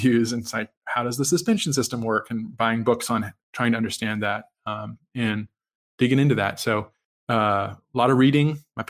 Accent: Virginia, United States; moved away; I'm from Virginia originally

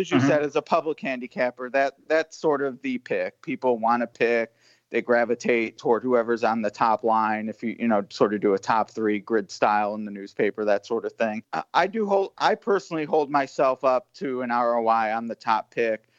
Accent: Cleveland, Ohio, United States; now in Kentucky, United States; I'm from Cleveland, you know, and I haven't lived there in a while

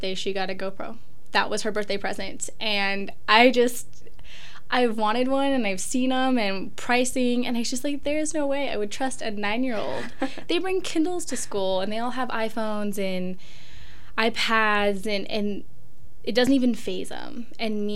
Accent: Pullman, Washington, United States; I'm actually from Pullman. I went to middle school and high school here. My dad was a Marine, so we traveled before

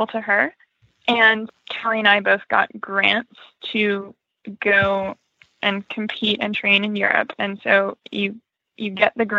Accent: North Carolina, United States; I am from North Carolina

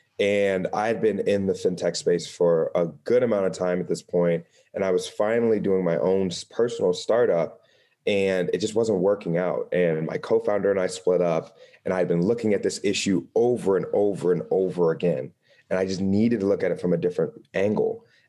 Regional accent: Dayton, Ohio, United States; So for me, I'm originally from Ohio. So a Midwestern city called Dayton, Ohio. I'm super proud of it.

